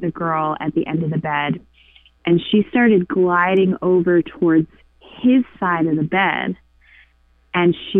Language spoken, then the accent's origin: English; Pennsylvania, United States; now in Nantucket, United States; Pennsylvania, which is where I'm originally from